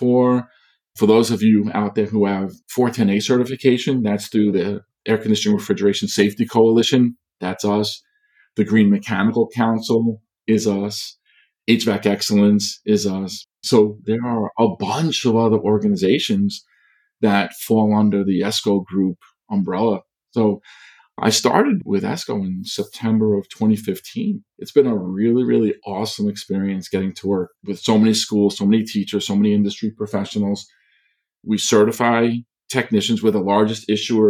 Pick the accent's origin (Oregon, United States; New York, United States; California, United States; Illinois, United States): New York, United States; Long Island; I grew up on Long Island in New York